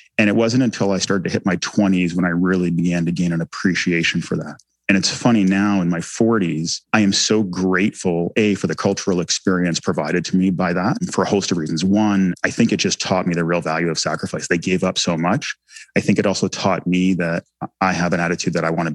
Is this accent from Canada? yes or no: yes; Canada; first language English; English was my first language. You know, I was embedded in Canadian society